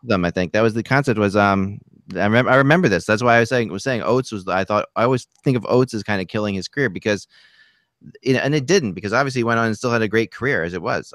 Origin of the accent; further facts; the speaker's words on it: Cherry Hill, New Jersey, United States; Cherry Hill, which um, which is my hometown